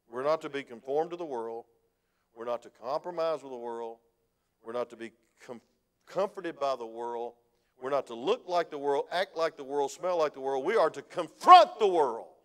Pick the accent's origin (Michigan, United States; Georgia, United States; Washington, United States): Georgia, United States; When I came from South Georgia, we didn't act that way. It was farmers that were kind of laid back.